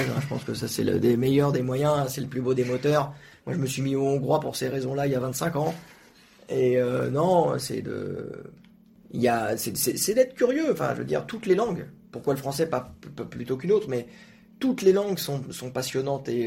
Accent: Quebec, Canada; quand j'étais jeune, j'habitais au Québec, au Québec, et les présentateurs télé, ils atténuaient volontairement leur accent pour parler des choses graves

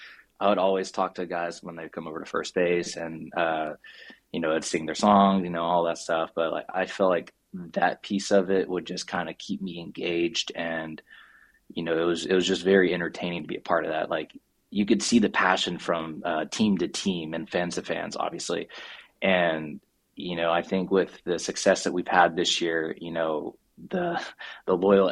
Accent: United States; moved away as an adult; now in South Korea; we're from the United States

